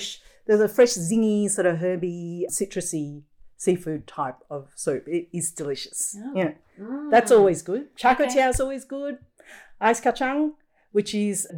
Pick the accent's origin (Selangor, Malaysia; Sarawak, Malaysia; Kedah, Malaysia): Kedah, Malaysia; Alor Setar; also born or lived in George Town, Penang, Malaysia; now in Australia; I had uncles and aunts and cousins like everywhere growing up in Malaysia. And although my family lived on the mainland about, you know, an hour or so sort of away from Penang in a town called Alostar